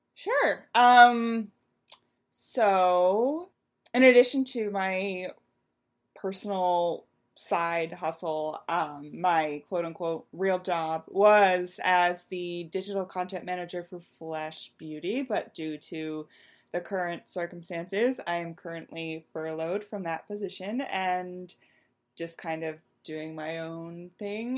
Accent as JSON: {"language": "English", "region": "Western Pennsylvania", "country": "United States", "tie": "born or raised there", "said": "I grew up in Western Pennsylvania, which may not technically be considered the Midwest, but I lived right on the state line and I could see Ohio from my house"}